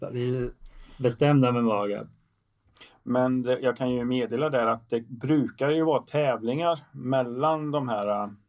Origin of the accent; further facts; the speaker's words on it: Sweden; Jag är inte östgöte, jag är eh, en sån här, jag kallar mig svensk.